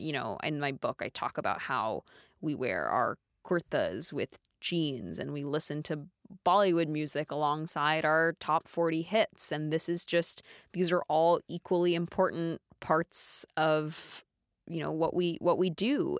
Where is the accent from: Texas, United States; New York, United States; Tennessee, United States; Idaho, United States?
Texas, United States; Dallas; I grew up in Dallas, Texas